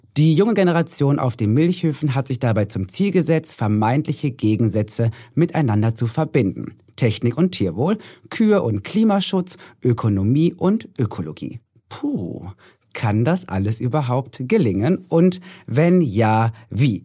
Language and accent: German; North Rhine-Westphalia, Germany; Ich komme aus Nordrhein-Westfalen